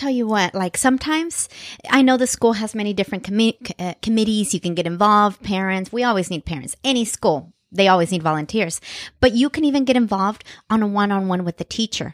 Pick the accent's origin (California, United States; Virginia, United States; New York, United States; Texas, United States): California, United States; Central Valley; growing up in the Central Valley